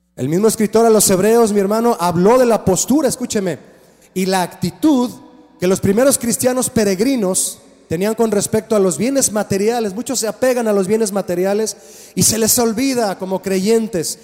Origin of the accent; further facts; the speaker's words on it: Mexico; Todos, todos nacimos en México